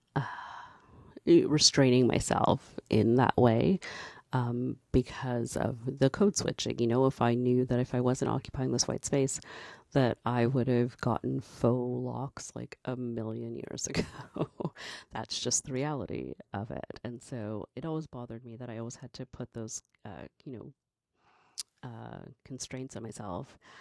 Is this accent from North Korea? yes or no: no; Canada; I'm a black Canadian. I'm Canadian and I'm black.